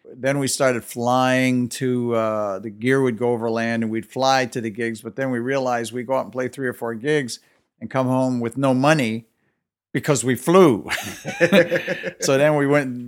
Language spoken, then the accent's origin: English; Detroit, Michigan, United States; growing up in Detroit in the late 50s and early 60s